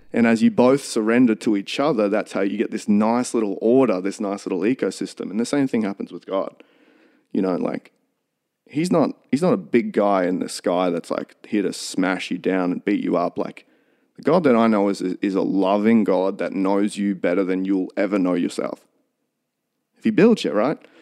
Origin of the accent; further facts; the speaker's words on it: Toowoomba, Queensland, Australia; also born or lived in St George, Queensland / Highfields, Queensland; I was born in Saint George out west, and we moved to Highfields, not far from where I live now, when I was two. So I've always lived in, in Toowoomba.